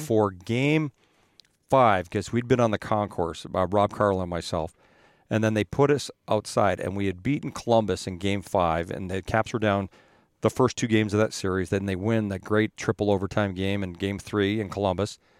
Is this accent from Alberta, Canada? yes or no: yes; Edmonton, Alberta, Canada; moved away; I grew up in Edmonton